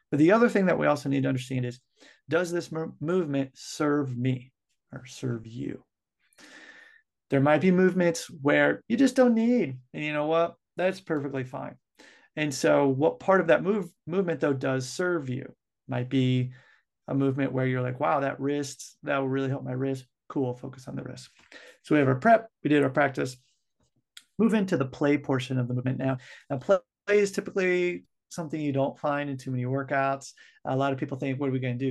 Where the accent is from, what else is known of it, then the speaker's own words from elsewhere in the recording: United States; also born or lived in Japan; I'm from the United States